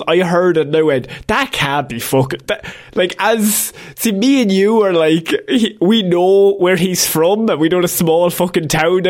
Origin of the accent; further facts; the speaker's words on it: Ireland; as Irish people